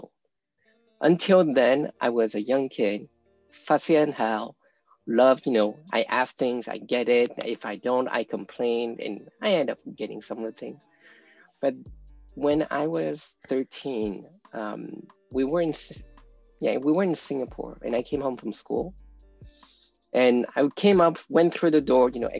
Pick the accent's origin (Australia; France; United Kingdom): France; We grew up in France. That was where I was born